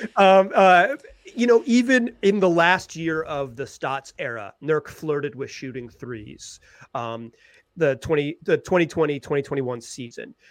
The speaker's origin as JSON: {"language": "English", "town": "Chapel Hill", "region": "North Carolina", "country": "United States", "tie": "born or raised there", "said": "I'm a Carolina guy. Like, I grew up in Chapel Hill, North Carolina."}